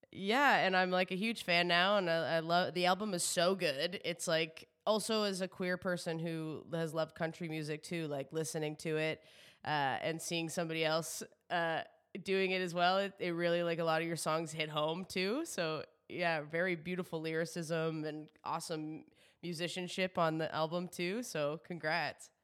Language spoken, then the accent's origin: English; New Brunswick, Canada; now in Toronto, Canada; I'm from the East Coast, so I'm originally from New Brunswick, living in Toronto.